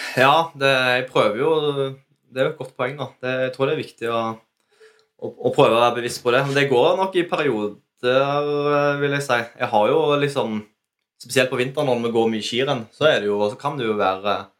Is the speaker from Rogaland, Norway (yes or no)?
yes; Ålgård, Rogaland, Norway; vi kommer fra Ålgård